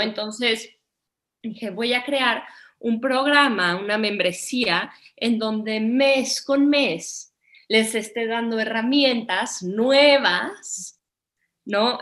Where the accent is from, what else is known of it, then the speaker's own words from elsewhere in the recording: Mexico; moved away as an adult; also born or lived in India / Nepal / Bhutan / Bali; regresé a vivir a México, me embaracé, me vine a vivir a Valle de Bravo